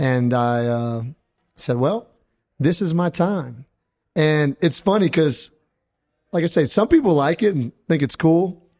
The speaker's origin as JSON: {"language": "English", "region": "Louisiana", "country": "United States", "tie": "born or raised there", "said": "I'm kind of like a acquired Cajun"}